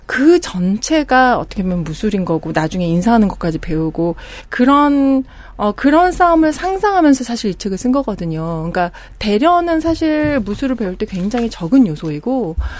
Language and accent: Korean; South Korea; moved away; also born or lived in abroad (unspecified) / Jeju; 저는 어린 시절을 한국에서 살다가 외국에 살다가 한국으로 들어온 지 좀 됐는데